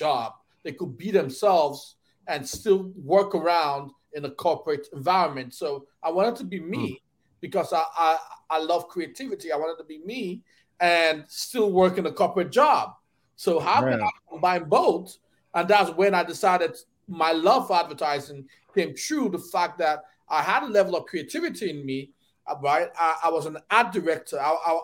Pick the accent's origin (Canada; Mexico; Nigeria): Nigeria; moved away as an adult; also born or lived in Detroit; I grew up in Nigeria